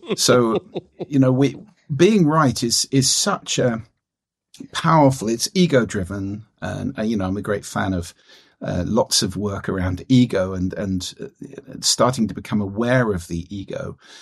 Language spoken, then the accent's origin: English; London, United Kingdom; moved away as an adult; now in Orkney Islands, United Kingdom; I was born and brought up in London.